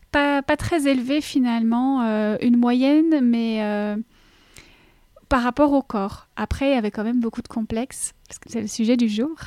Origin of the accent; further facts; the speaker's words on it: Belgium; accent: Belgian; je suis belge, comme ça je mets les choses à plat. Mon petit accent, il vient de là.